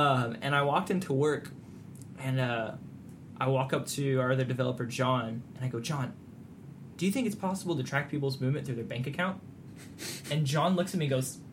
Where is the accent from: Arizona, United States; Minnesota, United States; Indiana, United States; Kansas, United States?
Arizona, United States; moved away as an adult; now in Southeast Texas, United States; I'm from Arizona